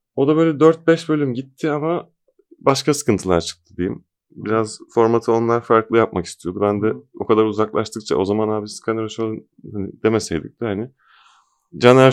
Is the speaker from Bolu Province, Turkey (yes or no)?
yes; Bolu, Bolu Province, Turkey; moved away; ben de Bolulu olarak